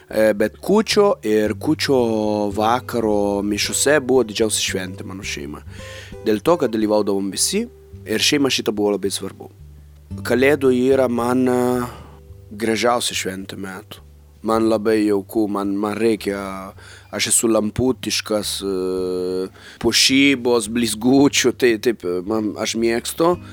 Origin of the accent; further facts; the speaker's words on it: Italy; Lithuanian is a second language; moved away as an adult; now in Lithuania; e, turiu tris vaikų ir esu iš Italijos gyvenu Lietuvoje